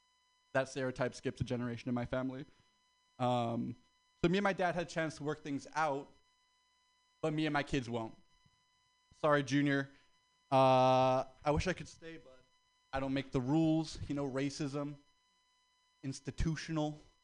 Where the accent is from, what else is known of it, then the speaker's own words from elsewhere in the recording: the South, United States; Like, my family's black. We're from the South.